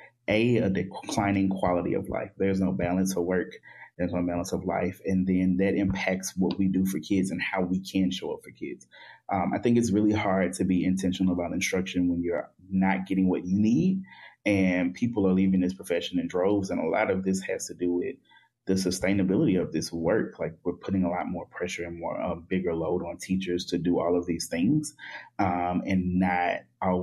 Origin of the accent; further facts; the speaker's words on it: the South, United States; I am a Black and queer man from the South